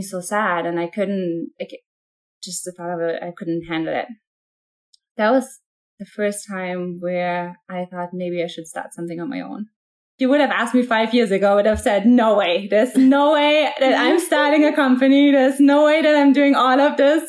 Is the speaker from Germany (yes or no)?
yes; Germany; moved away as an adult; now in United States; I am originally from Germany. I was born and raised in Germany.